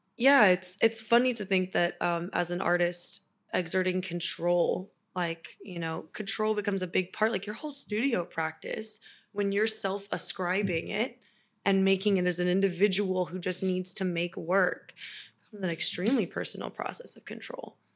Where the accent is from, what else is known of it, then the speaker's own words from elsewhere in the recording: Kansas City, United States; moved away as an adult; also born or lived in California; now in Sacramento, United States; go to college in my hometown